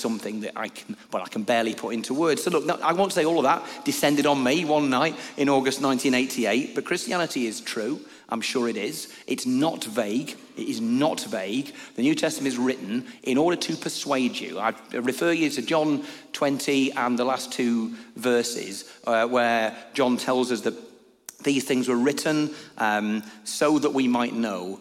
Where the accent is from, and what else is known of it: Lancashire, North West England, United Kingdom; moved away as an adult; also born or lived in Newcastle